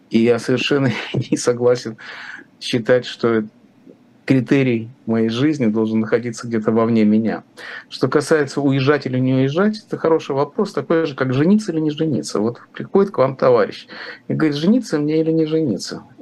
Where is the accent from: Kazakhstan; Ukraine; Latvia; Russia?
Latvia; Riga; Там очень много русскоязычных, и очень много моих друзей, конечно, там. Я же из Риги.